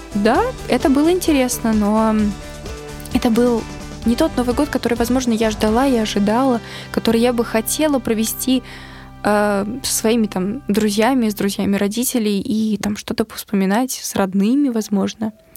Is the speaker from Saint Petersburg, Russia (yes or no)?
no; Ufa, Bashkortostan, Russia; moved away; в такой русской глубинке, в родном городе